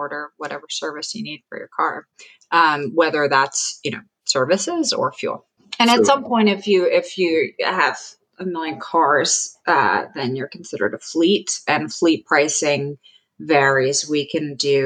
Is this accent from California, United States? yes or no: yes; Oakland, California, United States; moved away as an adult; also born or lived in Switzerland / New Jersey; I grew up in Oakland, California, in the Bay Area